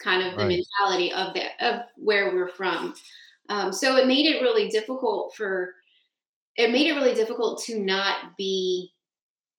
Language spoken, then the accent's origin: English; South Louisiana, United States; I'm from and grew up and ended up moving back here to South Louisiana